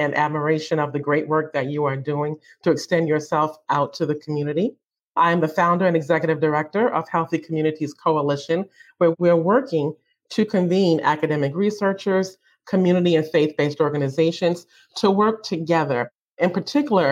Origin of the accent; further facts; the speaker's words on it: Baltimore, Maryland, United States; I lived in the community. I'm from Baltimore, Maryland.